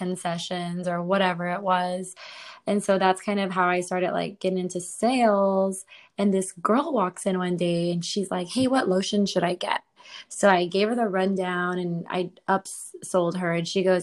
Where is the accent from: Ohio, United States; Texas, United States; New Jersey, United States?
Texas, United States; San Antonio; moved away as an adult; also born or lived in Washington State; now in Austin, United States; I was born on the Canadian border, but I was raised on the Mexican border